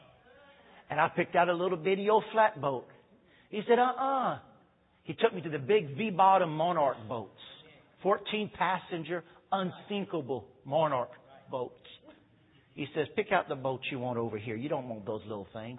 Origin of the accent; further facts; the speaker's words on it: United States; I'm an American